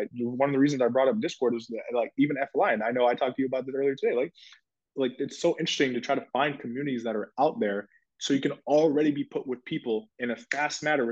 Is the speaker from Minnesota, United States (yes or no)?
yes; Minnesota, United States; moved away as an adult; also born or lived in Ohio; I went to school in Ohio. I grew up in Minnesota